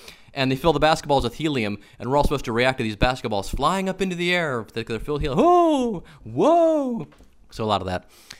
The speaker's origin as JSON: {"language": "English", "town": "Cleveland", "region": "Ohio", "country": "United States", "said": "I'm from Cleveland, but he lived down in Pittsburgh, and my brother and I were there for the summer"}